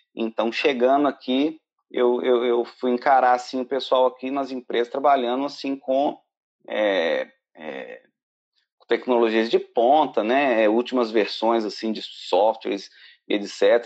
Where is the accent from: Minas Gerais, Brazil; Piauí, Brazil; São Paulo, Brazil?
Minas Gerais, Brazil; Belo Horizonte; moved away as an adult; now in Ireland; eu sou de Minas, BH, e estou aqui na Irlanda há pouco mais de dois anos agora.